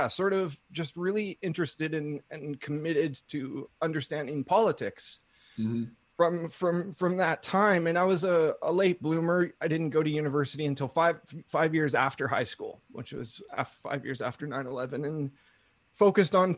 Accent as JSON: {"language": "English", "town": "Vancouver", "region": "British Columbia", "country": "Canada", "tie": "born or raised there", "said": "I grew up in Vancouver, British Columbia"}